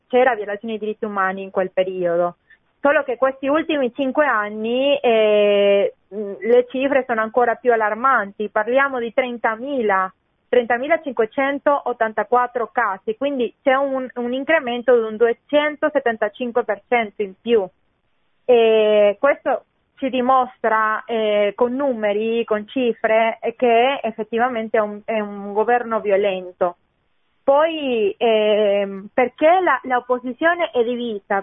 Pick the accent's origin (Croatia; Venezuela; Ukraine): Venezuela; now in Italy